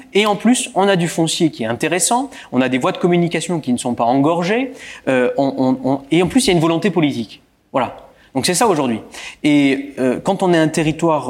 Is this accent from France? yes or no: yes; Bouzonville, Grand Est, France; je suis un Bouzonvillois. J'ai été élevé à Bouzonville